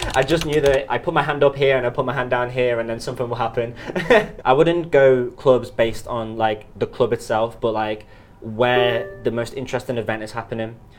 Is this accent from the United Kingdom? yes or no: yes; Liverpool, North West England, United Kingdom; moved away as an adult; now in Shanghai, China; from Liverpool